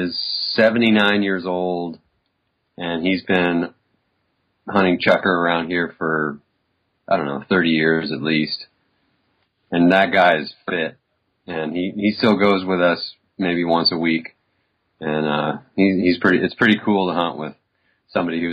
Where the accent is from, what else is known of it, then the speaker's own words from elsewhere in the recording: Southern California, United States; moved away as an adult; also born or lived in Bay Area, California / Boise, Idaho; now in Idaho, United States; I grew up in Southern California in a beach town